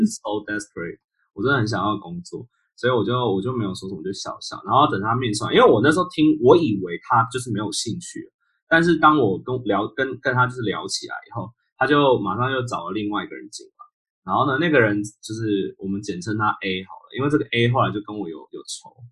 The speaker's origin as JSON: {"language": "Chinese", "country": "Taiwan", "moved": "yes", "lives_now": "United States", "said": "我是一个台湾人"}